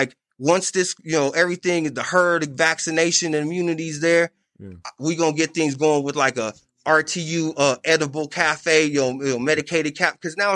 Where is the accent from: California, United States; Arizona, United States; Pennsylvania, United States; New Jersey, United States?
Arizona, United States; Phoenix; I'm from Arizona, my nigga. I'm from right here in Phoenix, so I know my roots.